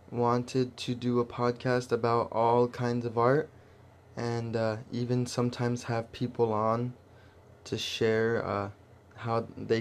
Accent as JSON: {"language": "English", "region": "California", "country": "United States", "tie": "born or raised there", "said": "we're born and raised in California"}